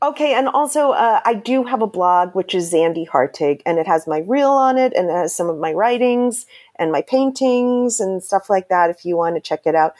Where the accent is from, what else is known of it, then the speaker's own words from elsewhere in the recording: New York City, New York, United States; I'm from New York City